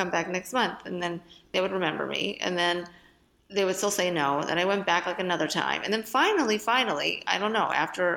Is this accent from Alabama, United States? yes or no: no; Philadelphia, Pennsylvania, United States; I'm from Philadelphia